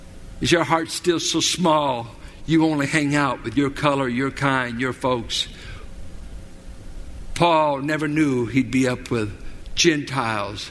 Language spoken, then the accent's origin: English; Richmond, United States; I grew up in South Richmond